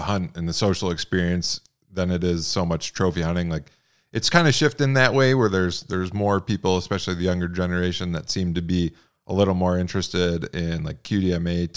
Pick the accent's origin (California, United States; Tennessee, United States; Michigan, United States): Michigan, United States; now in Montana, United States; growing up in Michigan